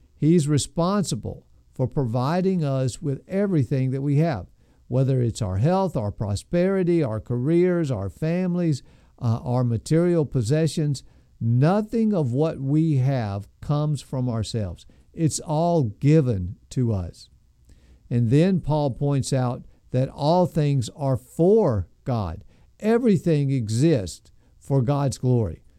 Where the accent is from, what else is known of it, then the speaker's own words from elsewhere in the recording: United States; as American Christians